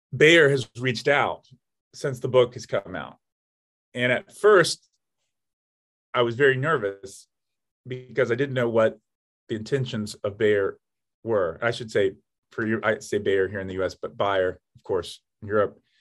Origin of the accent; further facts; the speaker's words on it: Atlanta, Georgia, United States; moved away; my hometown of Atlanta, Georgia